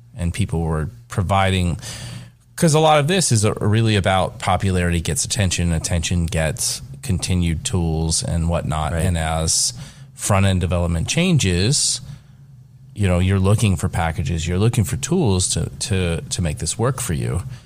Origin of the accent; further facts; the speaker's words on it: Kentucky, United States; I am from Kentucky